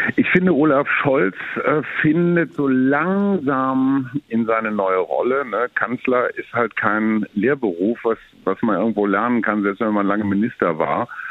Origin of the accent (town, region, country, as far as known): Germany